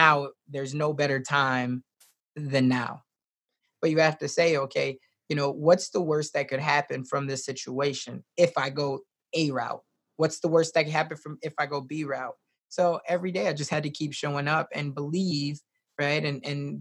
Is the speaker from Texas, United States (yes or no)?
no; Chicago, Illinois, United States; now in Omaha, United States; I was raised originally in Chicago, Southside.